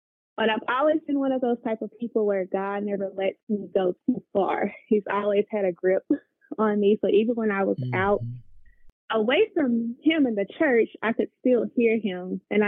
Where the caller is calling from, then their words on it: Memphis, Tennessee, United States; I am currently calling in from Memphis, Tennessee.